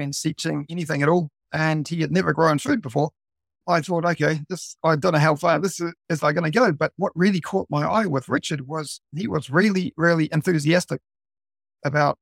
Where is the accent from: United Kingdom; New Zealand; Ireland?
New Zealand; now in Tokyo, Japan; being a Kiwi, well, actually being a non-Japanese here in Japan